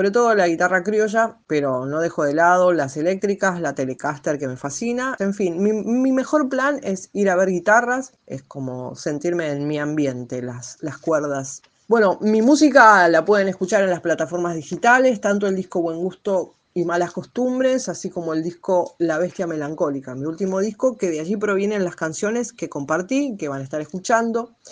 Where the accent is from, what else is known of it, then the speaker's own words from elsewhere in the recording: Buenos Aires, Argentina; Soy de Buenos Aires, capital.